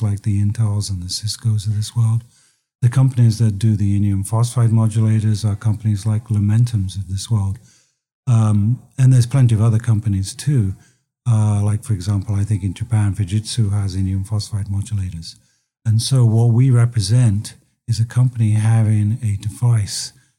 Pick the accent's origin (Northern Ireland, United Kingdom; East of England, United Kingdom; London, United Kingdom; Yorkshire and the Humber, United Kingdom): London, United Kingdom; moved away as an adult; now in United States; as you can probably tell from my accent, I came from London, but I came here in 1985